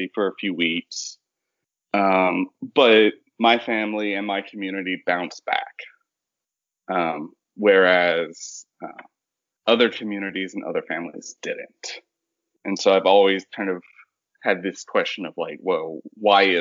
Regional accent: Larose, Louisiana, United States; moved away as an adult; also born or lived in North Carolina / Ohio; now in Memphis, United States; my hometown is La Rose, Louisiana

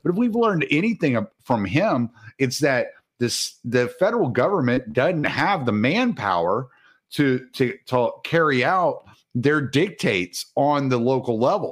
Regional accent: the South, United States; I'm from the South

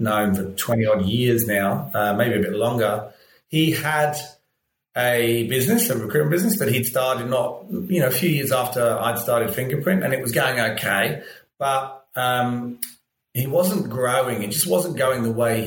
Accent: London, United Kingdom; moved away as an adult; now in Australia; I'm from London

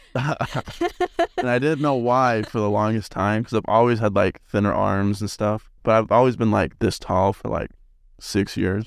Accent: Salt Lake City, Utah, United States; moved away as an adult; I'm from Salt Lake

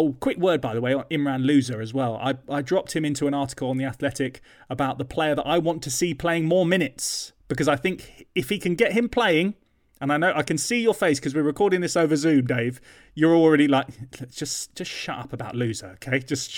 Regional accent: London, United Kingdom; used to go to the L'Artista in North London under a bridge in Golders Green, which was near to where I grew up in North London.

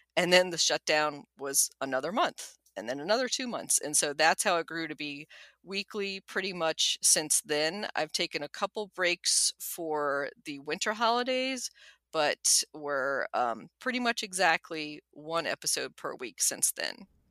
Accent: Washington, District of Columbia, United States; also born or lived in Nuremberg, Germany / College Park, Maryland; We came to the United States when I was a preschooler, where I quickly learned English, and my only sibling, a younger brother, was born at Fort Belvoir in Fairfax County, Virginia. And we mainly stayed in the D C area ever since

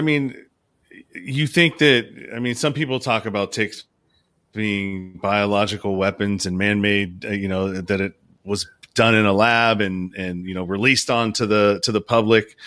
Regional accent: Pinole, California, United States; I grew up in Pinole, California, so there's a bunch of hills back there

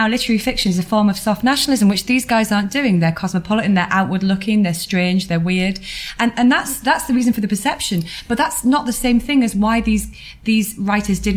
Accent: United Kingdom; because we're British.

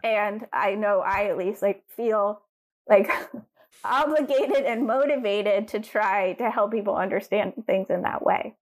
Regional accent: Durham, North Carolina, United States; I grew up in Durham, North Carolina

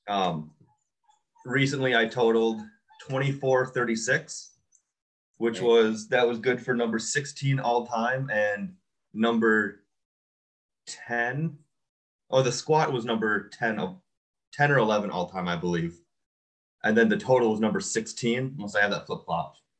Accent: Iola, Wisconsin, United States; also born or lived in Stevens Point, Wisconsin / Appleton, Wisconsin; I grew up in Iola, Wisconsin

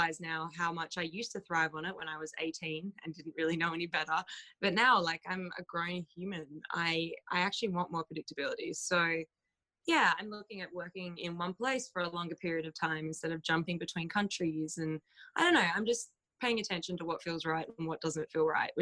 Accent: Australia; moved away; I'm from Australia

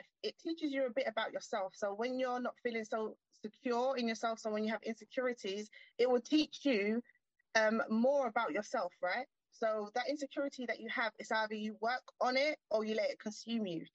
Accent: London, United Kingdom; I'm from London. So I'm from central, from the heart of London

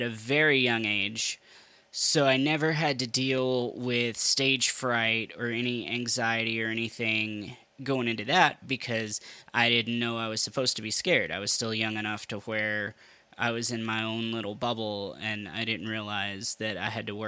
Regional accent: Western Kentucky, United States; I grew up in Western Kentucky

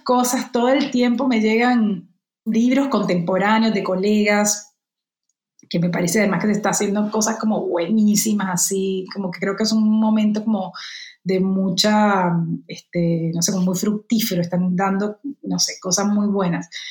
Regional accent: Cartagena, Bolívar, Colombia; moved away; Ahora que no vivo allí, que no tengo un mar cerca, o sí tengo un mar cerca, pero que es un mar mucho peor, digamos, y un mar que, no me produce los sentimientos que sí me produce el de mi tierra

